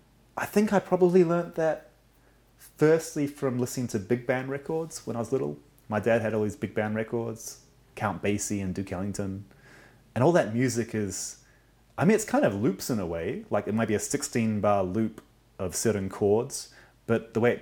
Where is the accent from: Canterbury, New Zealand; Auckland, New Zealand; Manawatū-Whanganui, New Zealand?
Auckland, New Zealand; I was born and grew up mostly in Auckland, New Zealand.